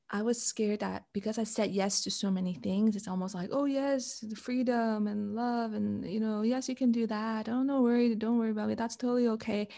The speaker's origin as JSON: {"language": "English", "country": "Canada", "moved": "as an adult", "lives_now": "Switzerland", "said": "I'm Canadian"}